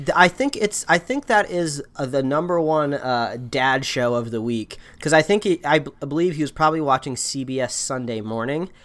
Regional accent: Indiana, United States; moved away; growing up in Indiana

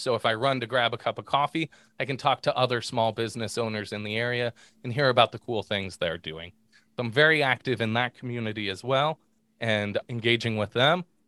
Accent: Pittsburgh, Pennsylvania, United States; now in Southwest Michigan, United States; growing up in Pittsburgh

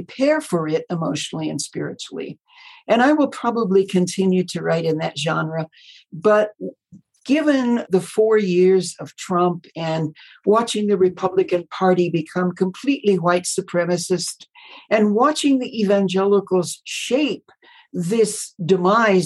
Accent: Midwest, United States; moved away as an adult; also born or lived in Colorado / Southern California; I was born in the Midwest to Billy Graham Baptist parents, and I was an only child

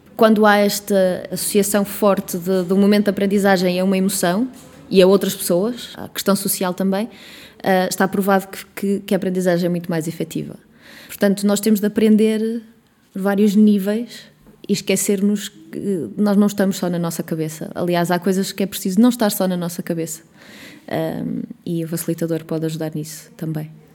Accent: Coimbra, Centro, Portugal; now in Porto, Portugal; eu não sou de cá, não sou do Porto, eu sou de Coimbra, mas eh, considero o Porto a minha terra.

